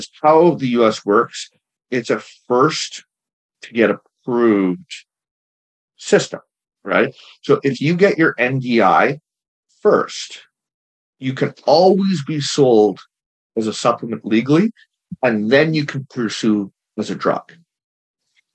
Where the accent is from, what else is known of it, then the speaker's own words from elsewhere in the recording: Canada; I'm not American, I'm Canadian